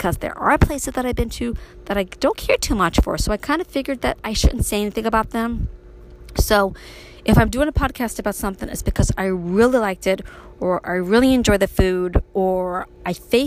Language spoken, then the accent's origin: English; New York City, New York, United States; moved away as an adult; now in Upstate New York, United States; me growing up in Brooklyn